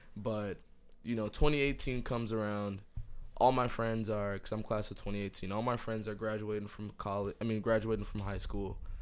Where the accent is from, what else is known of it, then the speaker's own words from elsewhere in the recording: Miami, Florida, United States; also born or lived in New Jersey / Jamaica (heritage); I moved to Miami when I was four